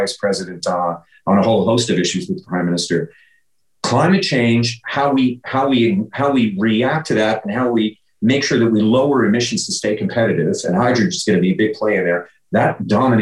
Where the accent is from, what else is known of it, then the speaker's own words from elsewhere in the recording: Newfoundland and Labrador, Canada; now in St. John's, Canada; I grew up in Labrador. I grew up in a, you know, small town